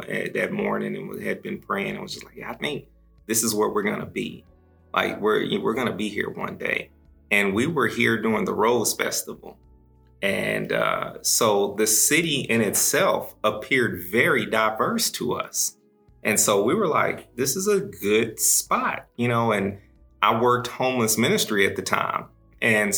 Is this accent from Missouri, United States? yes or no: yes; Kansas City, Missouri, United States; also born or lived in Dallas, Texas / Tulsa, Oklahoma; now in Portland, United States; born and raised Kansas City, Missouri. Spent a little bit of time in Dallas, Texas, growing up in Oak Cliff